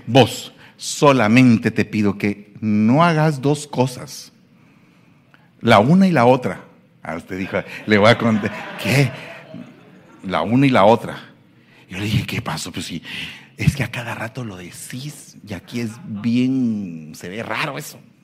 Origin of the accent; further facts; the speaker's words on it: Guatemala; moved away; Soy guatemalteco